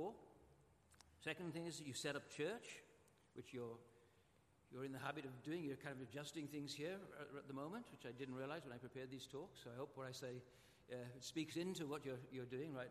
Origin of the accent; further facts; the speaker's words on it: Welsh, Wales, United Kingdom; I'm Welsh